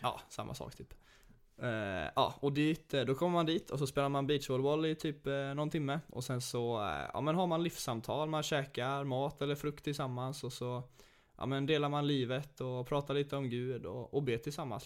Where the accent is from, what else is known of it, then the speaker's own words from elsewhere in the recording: Sweden; vi som är svenskar